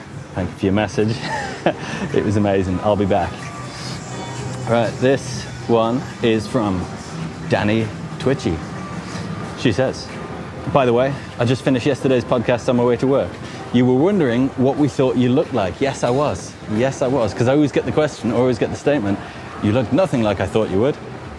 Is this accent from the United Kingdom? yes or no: yes; Midlands, United Kingdom; also born or lived in Nottingham; Growing up in the Midlands, yeah, Midlands represent. Going to uni in Nottingham represent. Then escaping for a working holiday in Australia.